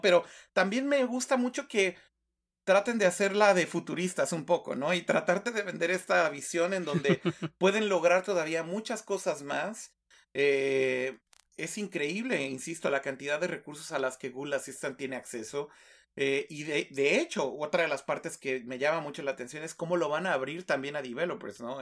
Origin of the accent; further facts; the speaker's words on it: Mexico; como decimos en México